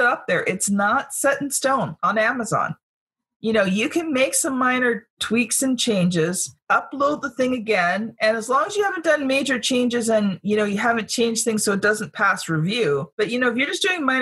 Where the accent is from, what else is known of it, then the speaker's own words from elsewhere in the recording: Canada; I'm a Canadian